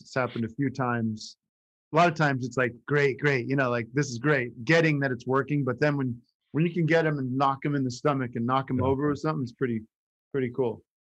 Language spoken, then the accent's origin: English; Allentown, Pennsylvania, United States; moved away; when I was growing up in the 80s, it was starting to shrink